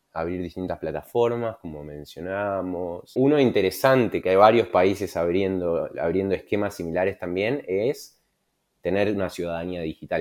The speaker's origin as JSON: {"language": "Spanish", "country": "Argentina", "said": "siendo argentino"}